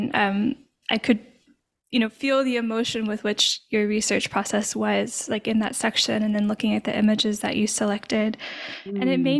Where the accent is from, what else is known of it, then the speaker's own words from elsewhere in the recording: Arkansas, United States; now in Louisiana, United States; I'm from Arkansas originally, and I now live in Louisiana.